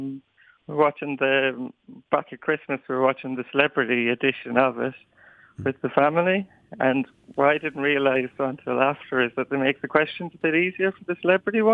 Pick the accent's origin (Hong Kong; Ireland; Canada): Ireland; Clonroche, Leinster; I'm fairly confident I'm the first from Clonroche, but I'm sure about County Wexford